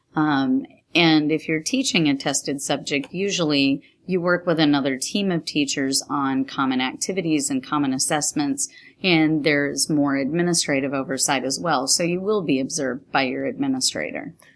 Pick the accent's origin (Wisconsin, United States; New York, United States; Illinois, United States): New York, United States; now in Texas, United States; I grew up in New York State